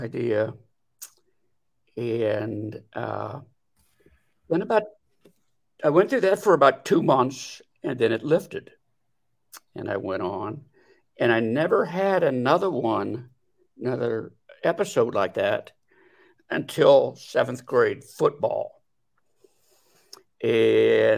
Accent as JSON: {"language": "English", "town": "Delaware", "region": "Ohio", "country": "United States", "said": "I come from Delaware, Ohio, where I was for all my working life was in the custom clothing business"}